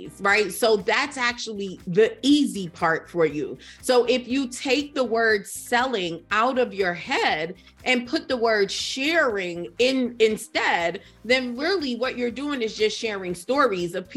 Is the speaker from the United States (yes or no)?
yes; United States; also born or lived in Trinidad; I was in America